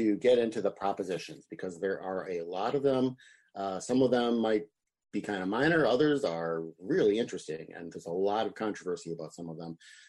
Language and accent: English; Wisconsin, United States; now in California, United States; my home state of Wisconsin